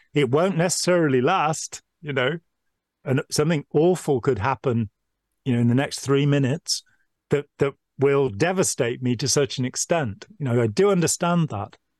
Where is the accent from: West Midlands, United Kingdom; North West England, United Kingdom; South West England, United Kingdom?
West Midlands, United Kingdom; Lichfield; now in Nottingham, United Kingdom; I grew up in Lichfield in Staffordshire, 40, 50 miles away